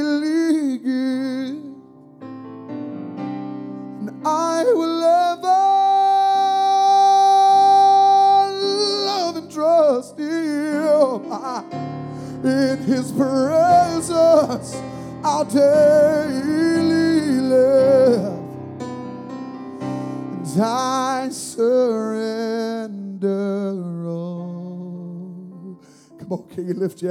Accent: South Georgia, United States; I was raised in South Georgia

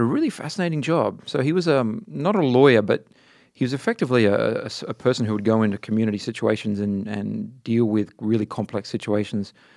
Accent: Adelaide, South Australia, Australia; moved away; also born or lived in Darwin, Australia / Sydney, Australia; I grew up in Adelaide, Australia

